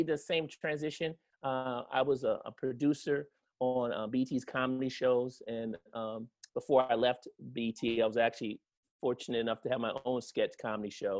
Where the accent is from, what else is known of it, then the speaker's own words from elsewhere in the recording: Yeadon, Pennsylvania, United States; moved away as an adult; now in Pasadena, United States; I'm originally from Pennsylvania, a small town called Yaden, Pennsylvania